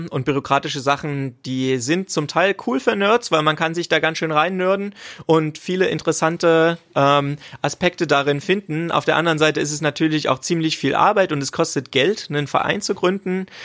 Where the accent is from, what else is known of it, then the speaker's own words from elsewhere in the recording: Potsdam, Brandenburg, Germany; Man muss bedenken, es ist immer noch in Brandenburg und wir als äh, Potsdamer sind ja quasi verantwortlich für die ganzen Leute hier ringsrum.